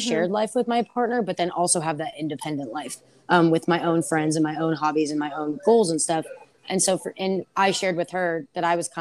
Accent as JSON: {"language": "English", "area": "Bay Area", "region": "Northern California", "country": "United States", "also_born_or_lived": "San Luis Obispo, California / Washington, District of Columbia, United States", "moved": "as an adult", "lives_now": "San Diego, United States", "said": "I am from Northern California, kind of around the Bay Area"}